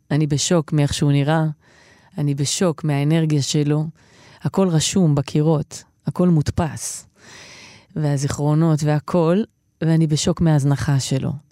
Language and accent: Hebrew; Kiryat Shmona, Northern District, Israel; שמונה, הבלוק שגדלתי בו.